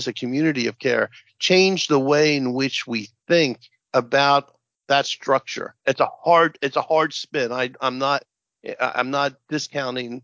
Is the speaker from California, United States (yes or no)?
no; Central New Jersey, United States; I'm from New Jersey, Central Jersey.